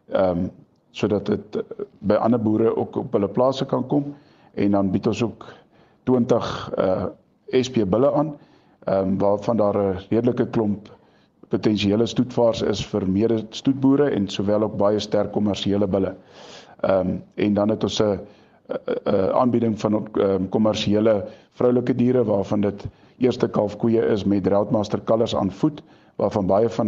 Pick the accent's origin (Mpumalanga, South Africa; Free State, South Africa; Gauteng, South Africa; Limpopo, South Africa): Mpumalanga, South Africa; Standerton; ons is van Standerton distrik, ehm um, naby geleë in 'n amptelik die kleinste dorpie in Suid-Afrika val ehm um, in de, in die provinsie Mpumalanga